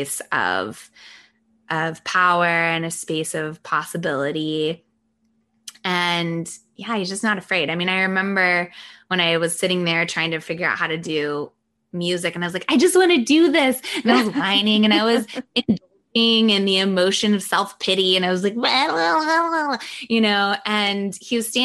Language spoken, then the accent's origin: English; the South, United States; I was born in the South. My family's all from the South